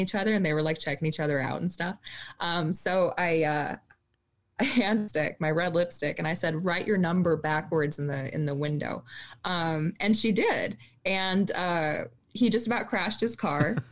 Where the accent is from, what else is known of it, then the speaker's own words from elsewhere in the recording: Minnesota, United States; So I grew up in Minnesota